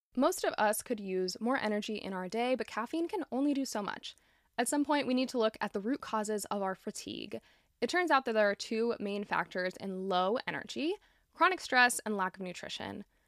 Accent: Florida, United States; my home state of Florida

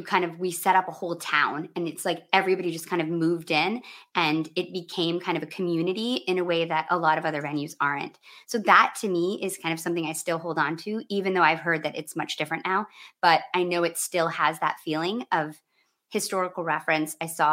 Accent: Midwest, United States; And as a Midwesterner, it's, you know, I haven't been back in a few years

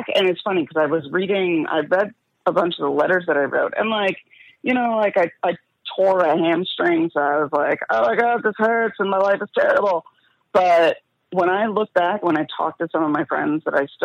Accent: New Jersey, United States; Youngest daughter, Jew from New Jersey, you know, New York City, parents

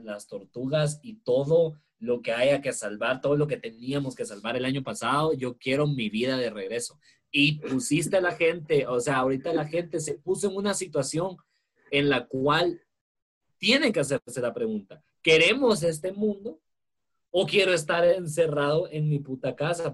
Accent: Guatemala; acá en Guatemala

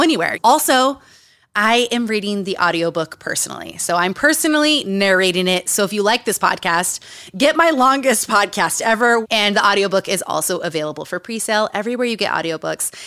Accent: Utah, United States; Growing up in Utah, growing up around cults

